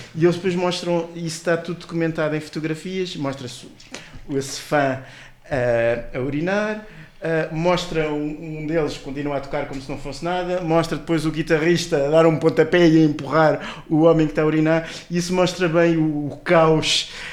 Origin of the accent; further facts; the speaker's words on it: Portugal; para nós portugueses